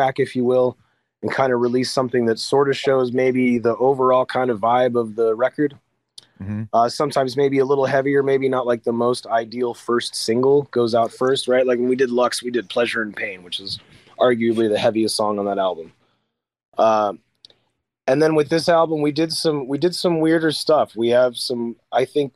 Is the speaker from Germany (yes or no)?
no; near Peoria, Illinois, United States; I'm from the Midwest. I'm from not too far from Peoria, Illinois